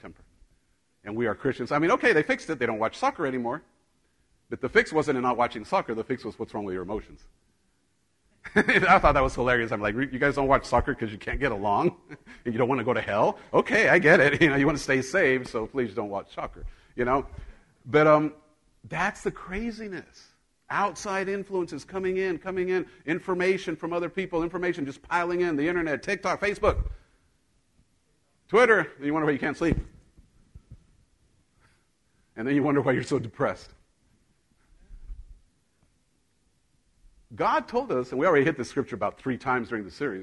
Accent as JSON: {"language": "English", "country": "Mexico", "tie": "born or raised there", "moved": "yes", "said": "I grew up in Mexico"}